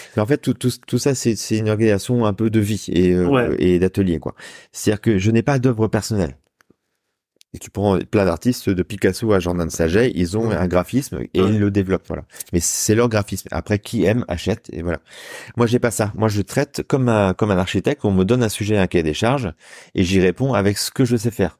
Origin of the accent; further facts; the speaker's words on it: Saint-Brieuc, Brittany, France; also born or lived in Rennes / Caen / Lorient / Paris; now in Rouen, France; je suis un petit gars du bord de la mer. Moi, je suis né à Saint-Brieuc en Bretagne